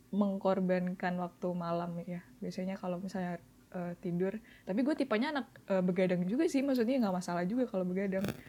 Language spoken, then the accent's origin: Indonesian; Surabaya, East Java, Indonesia; di tempat gue di domisili kota gue di Surabaya